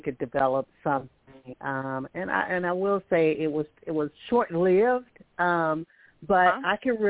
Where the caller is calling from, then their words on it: Alabama, United States; I'm calling from Alabama